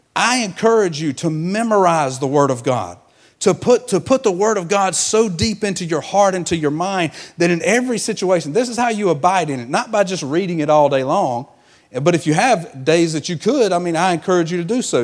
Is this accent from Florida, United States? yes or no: no; Georgia, United States; moved away; I'm from Georgia, so I, I was raised in a peach orchard.